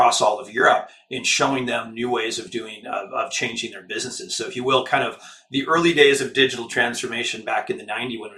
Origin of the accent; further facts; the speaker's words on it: Silicon Valley, Santa Cruz Mountains, California, United States; also born or lived in London; I was born and raised in Silicon Valley. I grew up in the Santa Cruz Mountains on about 11 acres up in the Redwoods.